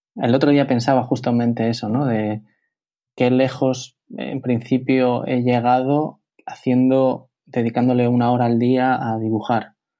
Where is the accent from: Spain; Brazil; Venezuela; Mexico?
Spain; Bilbao, Basque Country; moved away as an adult; also born or lived in Madrid; yo soy de Bilbao, eh, yo vivo en Bilbao